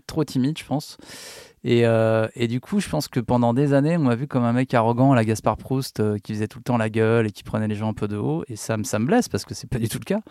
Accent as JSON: {"language": "French", "town": "Paris", "region": "Île-de-France", "country": "France", "tie": "born or raised there", "said": "je suis né à Paris"}